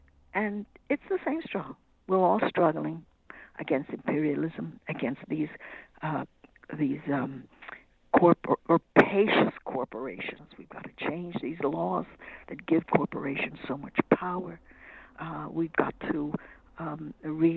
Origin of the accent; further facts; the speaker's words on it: Canada; I'm Canadian.